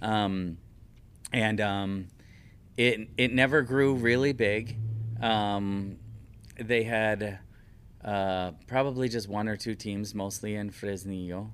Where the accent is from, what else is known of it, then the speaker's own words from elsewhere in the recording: Philadelphia, Pennsylvania, United States; moved away as an adult; also born or lived in Chicagoland, Illinois / Mexico; now in Chicagoland area, United States; I'm originally from Philadelphia.